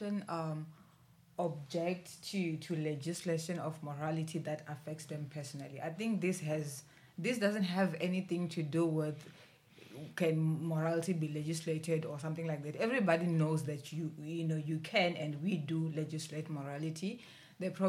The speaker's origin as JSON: {"language": "English", "region": "Limpopo", "country": "South Africa", "tie": "born or raised there", "moved": "yes", "lives_now": "Western Cape, South Africa", "said": "I was born in Limpopo"}